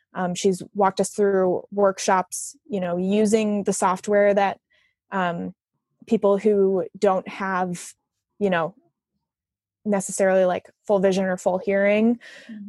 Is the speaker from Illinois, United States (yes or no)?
yes; Arlington Heights, Illinois, United States; moved away as an adult; now in Chicago, United States; I'm originally from Arlington Heights, but I've been in Chicago for the last eight or so